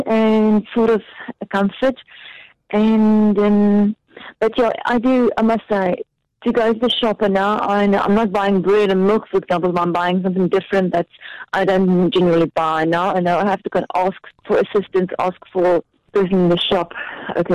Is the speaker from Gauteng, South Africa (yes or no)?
no; Cape Town, Western Cape, South Africa; I'm from Cape Town. Yeah, I've been brought up here